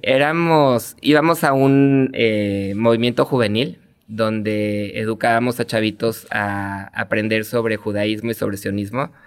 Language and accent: Spanish; Mexico City, Mexico; moved away as an adult; now in Tijuana, Mexico; Yo soy chilango. Ah, Nacido en la Ciudad de México, estuve ahí hasta los 30 años